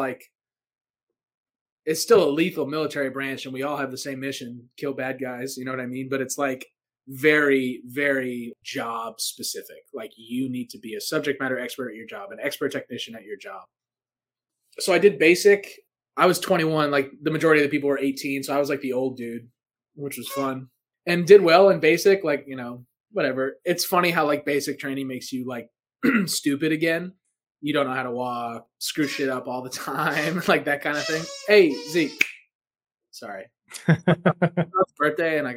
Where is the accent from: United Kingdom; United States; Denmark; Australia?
United States; East Coast; moved away as an adult; also born or lived in Albuquerque, New Mexico; I'm from the East Coast